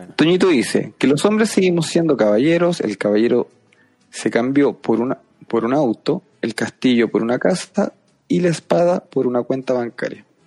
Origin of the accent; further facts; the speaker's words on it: Chile; somos los chilenos